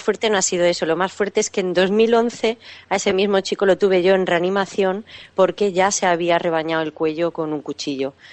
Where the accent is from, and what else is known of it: Catalonia, Spain; born or raised there; moved away as an adult